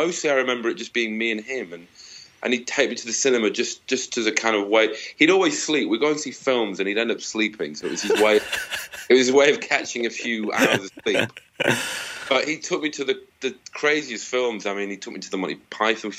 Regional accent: Manchester, North West England, United Kingdom; moved away as an adult; also born or lived in London / Edinburgh; now in Washington, D.C., United States; I grew up in Manchester

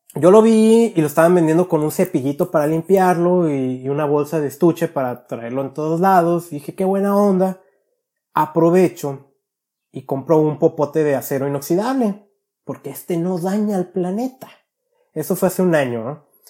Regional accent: Guadalajara, Jalisco, Mexico; mi niñez en Guadalajara

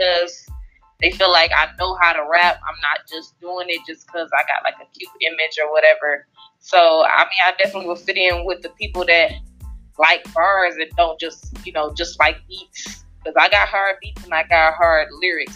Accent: Detroit, Michigan, United States; I come from Detroit, Michigan. I'm 25

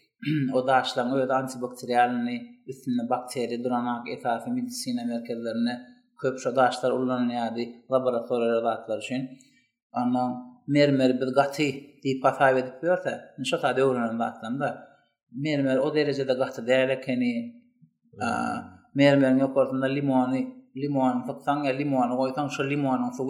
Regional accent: Turkmenistan; moved away as an adult; Men türkmen birinci birinji kurs talip

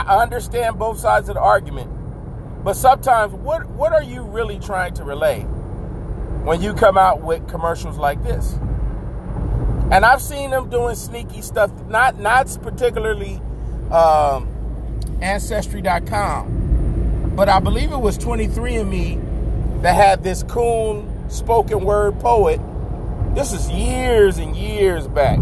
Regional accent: United States; I am an American.

